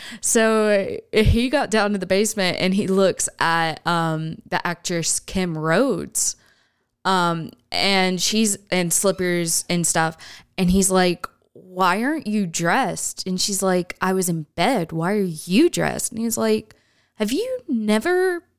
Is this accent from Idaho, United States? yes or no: no; California, United States; we're from California and you know, other places